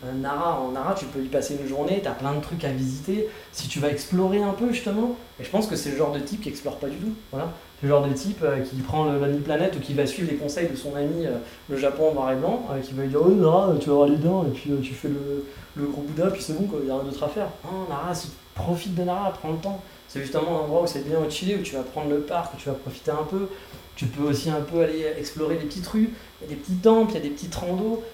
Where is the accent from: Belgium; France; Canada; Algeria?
France; now in Kyoto, Japan; je suis français